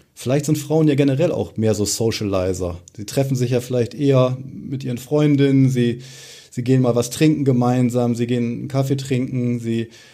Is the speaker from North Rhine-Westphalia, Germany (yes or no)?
no; near Osnabrück, Lower Saxony, Germany; moved away as an adult; Ich selbst komme gebürtig auch äh, aus der Nähe von Osnabrück, aus einem kleinen äh, Örtchen